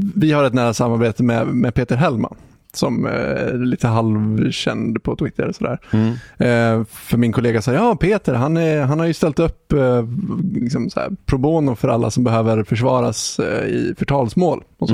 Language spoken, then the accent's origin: Swedish; Sweden; nästan från samma plats där jag är ifrån